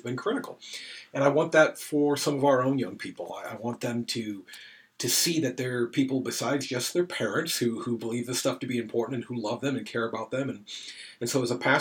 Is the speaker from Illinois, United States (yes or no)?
yes; Illinois, United States; moved away as an adult; also born or lived in Indiana / Michigan; now in Easton, Maryland, United States; Technically grew up in Illinois, went to college in Indiana